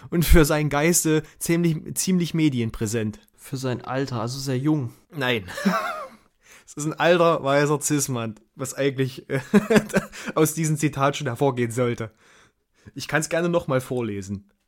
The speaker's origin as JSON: {"language": "German", "region": "Thuringia", "country": "Germany", "said": "Ja, also ich sag mal so, als Thüringer"}